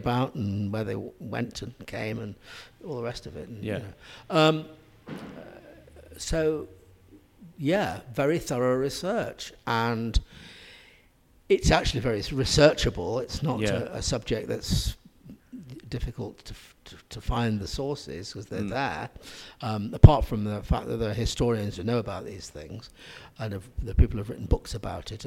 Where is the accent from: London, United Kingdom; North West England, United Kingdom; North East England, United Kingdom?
North West England, United Kingdom; Manchester; I grew up in the Manchester area, really very close to where it happened is where I lived.